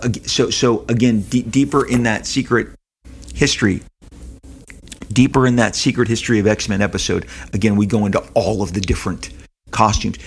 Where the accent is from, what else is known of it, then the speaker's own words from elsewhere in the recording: Los Angeles, California, United States; Living in Southern California